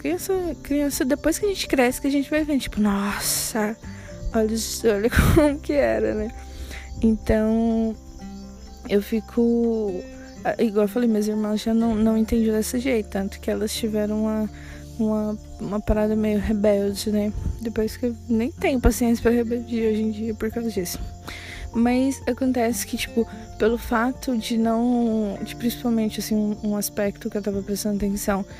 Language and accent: Portuguese; Tocantins, Brazil; also born or lived in Goiânia, Goiás / Trindade, Goiás; eu nasci em Goiânia, morei até os oito anos de idade em Trindade. E nós viemos pro Tocantins. E moramos numa cidade, tipo, muito pequena, que chama do Aré